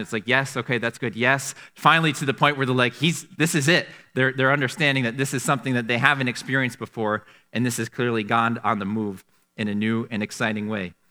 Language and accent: English; Canandaigua, New York, United States; Growing up in Canandaigua